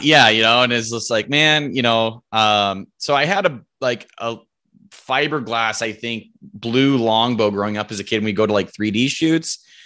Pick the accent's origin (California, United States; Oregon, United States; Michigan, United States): Oregon, United States; Roseburg; I'm from Roseburg, Oregon um, grown grown up here my whole life, lived here my whole life